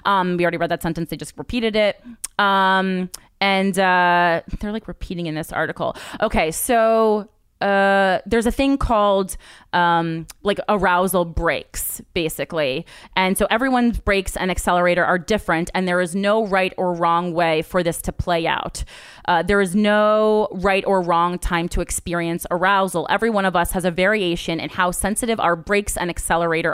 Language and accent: English; New Jersey, United States; we're both from Jersey